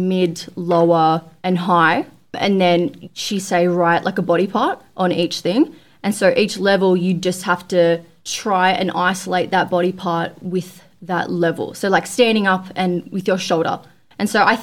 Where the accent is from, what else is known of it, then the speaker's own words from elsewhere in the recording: Australia; I was like from Australia